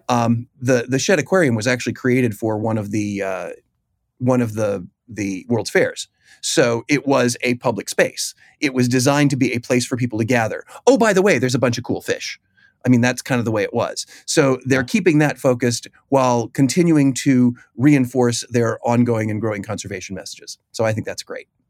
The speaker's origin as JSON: {"language": "English", "town": "Chicago", "region": "Illinois", "country": "United States", "tie": "born or raised there", "said": "I've grown up in that aquarium. I am from Chicago."}